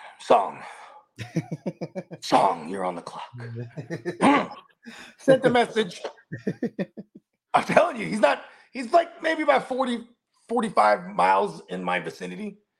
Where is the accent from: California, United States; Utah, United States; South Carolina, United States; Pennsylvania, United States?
California, United States; San Jose; I'm from San Jose where we got a lot of Indians because they're smart. You know what I mean? Tech, all the shit. It's just where they're at.